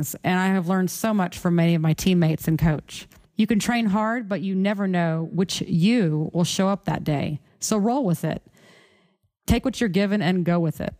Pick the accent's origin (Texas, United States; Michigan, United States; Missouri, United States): Texas, United States; Houston; my hometown of Houston, Texas